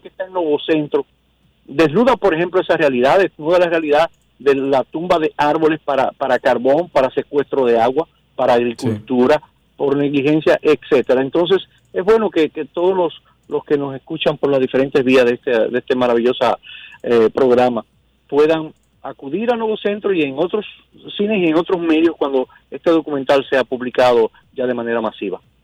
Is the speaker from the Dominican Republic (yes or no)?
yes; Dominican Republic; Como ciudadano dominicano